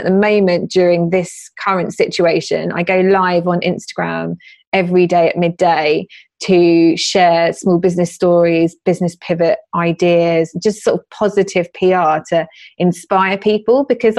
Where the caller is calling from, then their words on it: London, United Kingdom; I am sat in my garden office in East London.